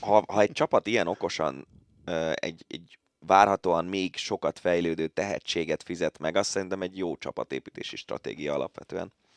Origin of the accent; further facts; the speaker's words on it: Budapest, Hungary; én angyalföldi gyerek vagyok